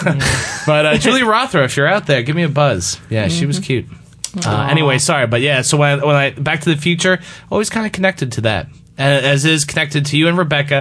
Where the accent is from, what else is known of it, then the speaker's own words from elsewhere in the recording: Boston, Massachusetts, United States; also born or lived in Washington, D.C. / Harrisburg, Pennsylvania; now in Florida, United States; I grew up in Boston, and, you know, I lived in D.C. and the hotbed of Harrisburg, PA